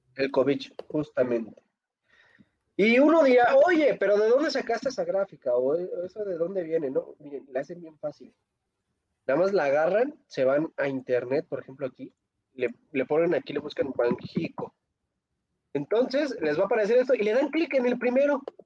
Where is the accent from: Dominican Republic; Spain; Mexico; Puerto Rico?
Mexico